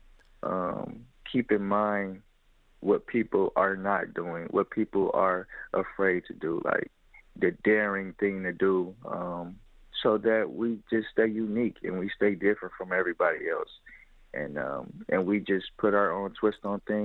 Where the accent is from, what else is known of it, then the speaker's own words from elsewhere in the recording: Detroit, Michigan, United States; I was born and raised in Detroit, Michigan, on the west side